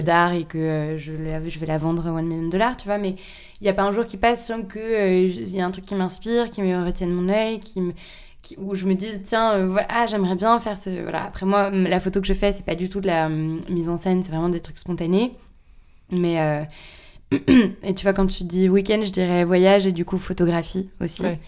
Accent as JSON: {"language": "French", "town": "Paris", "region": "Île-de-France", "country": "France", "tie": "born or raised there", "said": "Je suis née à Paris, j'ai grandi à Paris"}